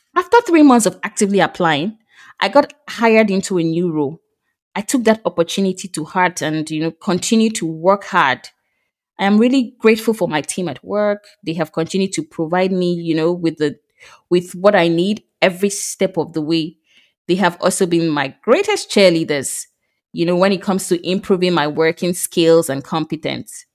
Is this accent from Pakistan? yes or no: no; Nigeria; moved away as an adult; now in France; I recently moved to France from Nigeria.